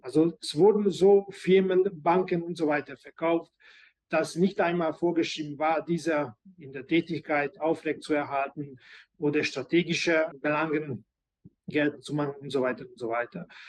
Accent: Budapest, Hungary; also born or lived in Germany; ich bin ein gebürtiger Ungar, bin ich in Budapest äh, geboren und überwiegend auch hier gelebt

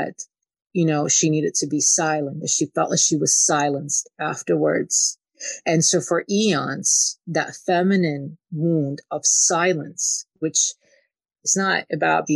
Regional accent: Kyiv, Ukraine; moved away; I grew up in a very controlling environment. I'm from Ukraine. I'm from Kiev

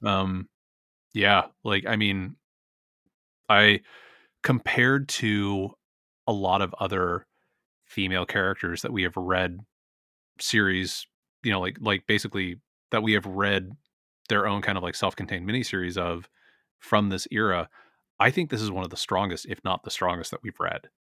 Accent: San Francisco, California, United States; my hometown

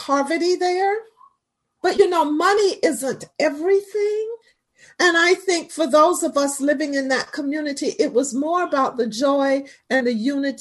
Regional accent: St. Petersburg, Florida, United States; I'm a native of St. Pete.

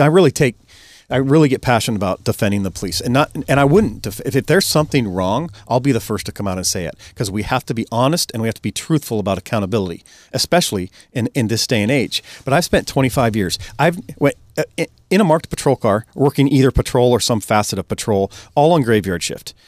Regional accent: Snohomish County, Washington, United States; I'm born and raised in Snohomish County

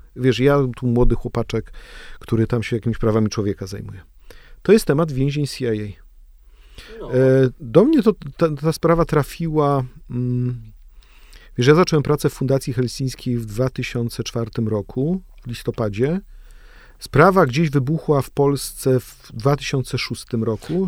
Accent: Gryfice, West Pomeranian Voivodeship, Poland; moved away; ja pochodzę z Gryfic

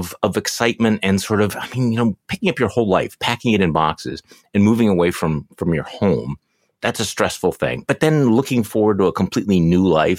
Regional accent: Seattle, Washington, United States; Hey, do you know though that I was born in Seattle, speaking of not seeing the sun?

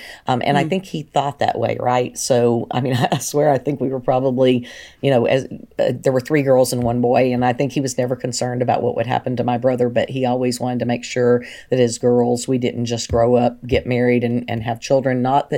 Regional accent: Big Spring, Texas, United States; born there; also born or lived in Tennessee; I was born in Big Spring, Texas, and my father was in the Air Force. And so I'm okay. an Air Force brat as well.

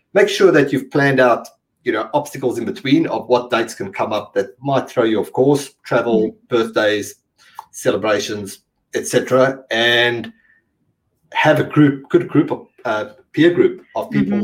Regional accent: South Africa; I'm from South, South Africa

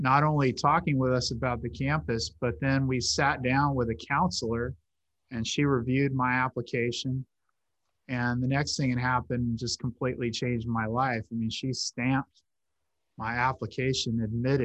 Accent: Hanford, California, United States; I was raised by her and my grandparents in my hometown of Hanford

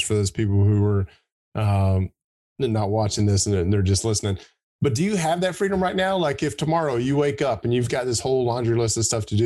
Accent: Gadsden, Alabama, United States; moved away; also born or lived in Birmingham, Alabama; I grew up in Gadsden, which is northeast of Birmingham.

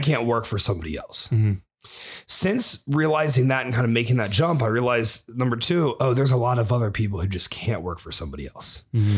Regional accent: Springfield, Ohio, United States; moved away; I'm from Springfield, Ohio

